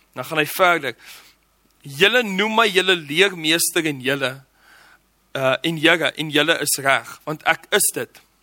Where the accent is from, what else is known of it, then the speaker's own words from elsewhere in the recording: Johannesburg, Gauteng, South Africa; ek het groot geword in Johannesburg